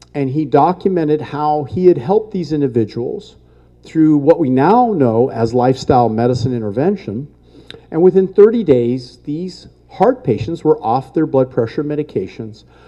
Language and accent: English; El Monte, California, United States; I was born and raised in California, lived here my whole life, El Monte, California